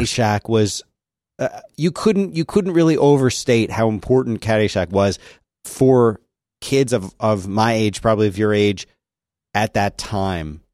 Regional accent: Philadelphia, Pennsylvania, United States; growing up in Philadelphia

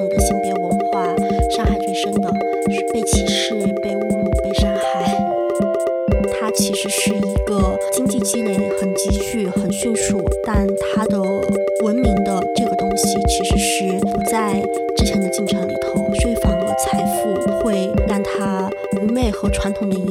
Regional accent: Changle, Fujian, China; moved away as an adult; 我是来自福建长乐的一个非虚构写作者。

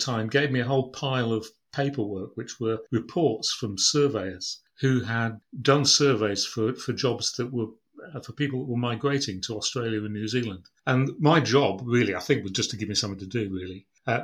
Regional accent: Brough, Yorkshire and the Humber, United Kingdom; I was born in East Yorkshire, in Brough, on the banks of the River Humber in 1954

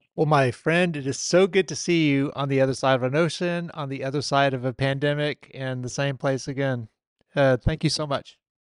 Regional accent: Chattanooga, Tennessee, United States; I'm from Chattanooga, Tennessee

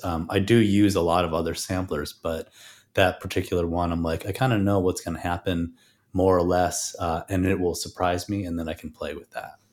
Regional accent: Chicago, Illinois, United States; I grew up in Chicago and had, uh, played in a lot of bands in Chicago as well

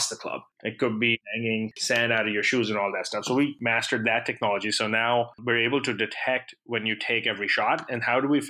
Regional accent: Pakistan; I grew up in Pakistan

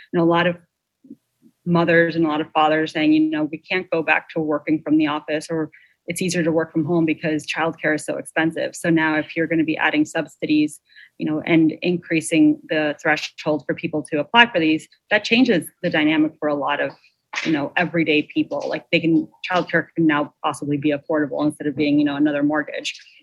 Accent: Long Island, New York, United States; I grew up on Long Island

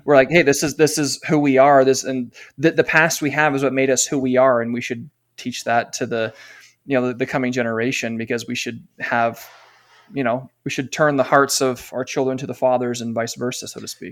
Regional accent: California, United States; now in Utah, United States; I live in Utah now, but I'm from California.

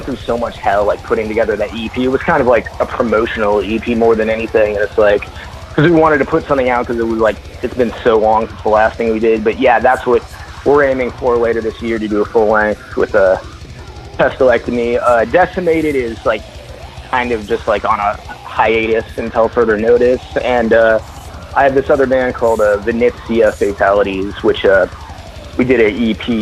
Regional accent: Valencia, California, United States; now in Nevada, United States; I was born in Valencia

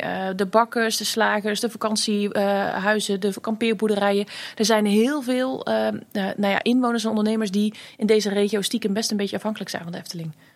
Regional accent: Vlijmen, North Brabant, Netherlands; ik ben opgegroeid in Vlijmen.

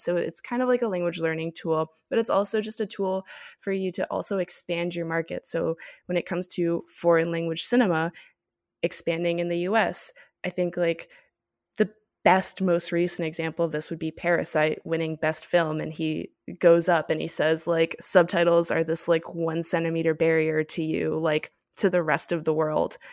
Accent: Miami, Florida, United States; I'm from Miami

